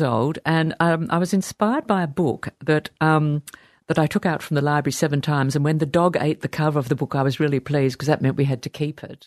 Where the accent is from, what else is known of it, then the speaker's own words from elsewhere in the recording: Sydney, New South Wales, Australia; I was born in Sydney. We lived very close to La Perouse.